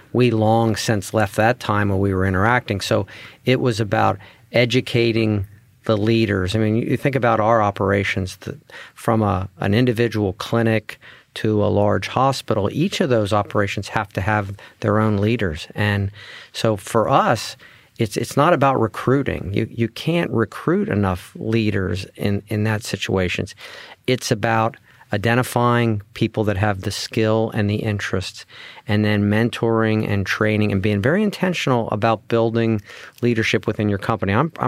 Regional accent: Pennsylvania, United States; We're from Central Pennsylvania. We grew up here. We have deep roots. Our families are here. I was educated not too far from here.

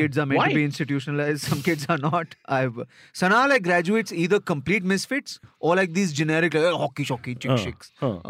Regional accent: Nigeria; moved away; also born or lived in Dehradun, India; I spent 17 years in Nigeria. I grew up in Nigeria. I went there when I was 1 year old. From Dehradun to Nigeria. No. I don't speak Yoruba.

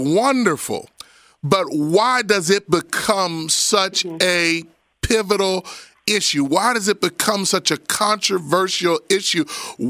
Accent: Roslyn, Pennsylvania, United States; I am a proud Abington Galloping Ghost, born and raised in Roslyn, and I still go there several times a week to see my mama because the house is still standing on Coolidge Avenue.

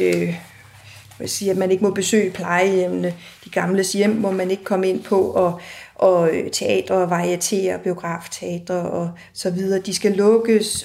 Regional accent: Aarhus, Central Denmark Region, Denmark; i Aarhus, hvor jeg kommer fra

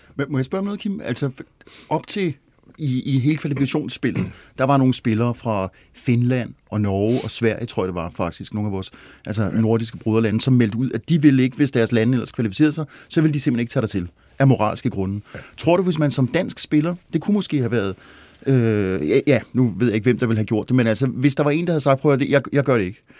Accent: Glostrup, Capital Region of Denmark, Denmark; jeg er født i Glostrup

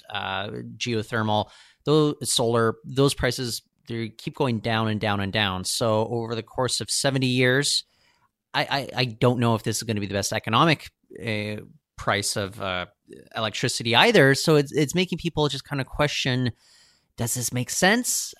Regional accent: Seattle, Washington, United States; now in Vancouver, Canada; I, I grew up in Seattle.

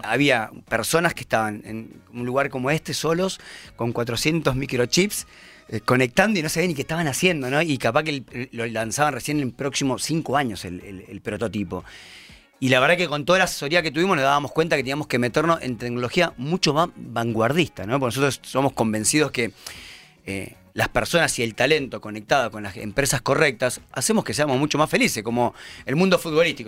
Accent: Pergamino, Buenos Aires Province, Argentina; moved away as an adult; also born or lived in Chile; now in Buenos Aires, Argentina; Yo soy pergaminense, en realidad. A los 18 años me vine a estudiar a Buenos Aires

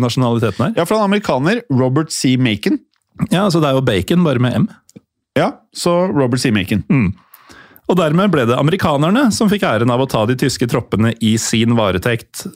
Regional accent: Norway

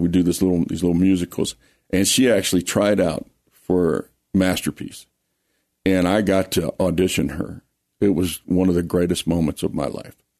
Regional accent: Lake Charles, Louisiana, United States; also born or lived in Colorado; now in Colorado Springs, United States; I grew up in Lake Charles, Louisiana.

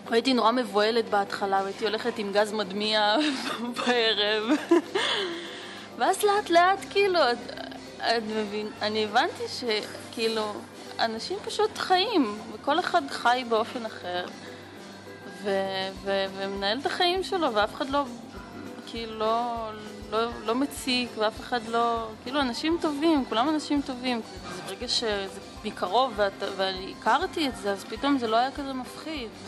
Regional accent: Krayot, Haifa District, Israel; now in Jaffa, Israel; אני מגיעה מהקריות, בקריות כולם כזה... מבוגרים, גרים כאילו משפחות, הורים, אה, שקט, נורא שקט, מת.

